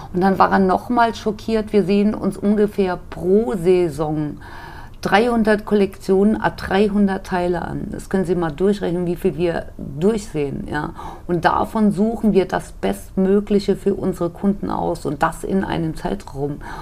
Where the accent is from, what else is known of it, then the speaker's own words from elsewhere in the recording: Wiesbaden, Hesse, Germany; moved away as an adult; also born or lived in Munich; bin wieder nach Hause gegangen nach zehn Jahren. Ja. Bin als gebürtiges Urgespinst wieder nach Wiesbaden gekommen